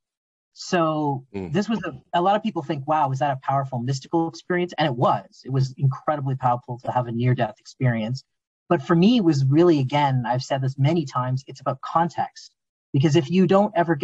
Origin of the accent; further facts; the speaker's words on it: Southern Ontario, Canada; I was raised in Southern Ontario, Canada